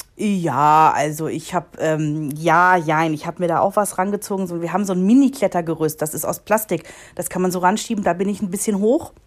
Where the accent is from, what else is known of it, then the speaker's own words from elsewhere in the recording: North Rhine-Westphalia, Germany; moved away; im Rheinland gewesen sind, in meiner Heimat